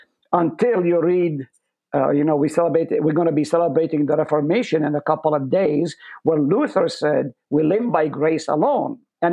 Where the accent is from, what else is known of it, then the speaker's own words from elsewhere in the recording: Israel; English is a second language; moved away as an adult; also born or lived in Nazareth; now in United States; I was born in Nazareth. I grew up in a Palestinian home, lived on the slopes of Mount Carmel